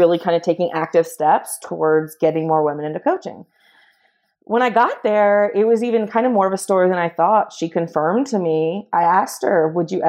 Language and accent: English; Greensboro, North Carolina, United States; moved away; now I'm in Greensboro. So this is my hometown